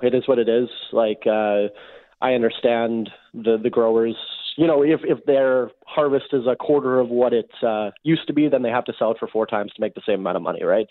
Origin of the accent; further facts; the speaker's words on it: Winnipeg, Manitoba, Canada; I grew up in Winnipeg.